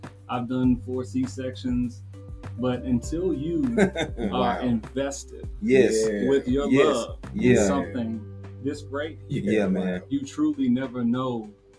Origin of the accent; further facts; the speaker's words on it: Murfreesboro, Tennessee, United States; Grew up in Murfreesboro, went to high school in Murfreesboro.